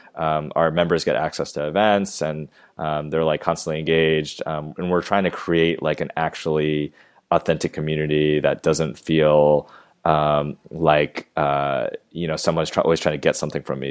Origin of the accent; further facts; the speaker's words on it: Maryland, United States; moved away as an adult; also born or lived in Georgia / New York; now in Los Angeles, United States; I grew up in Maryland, right outside of D C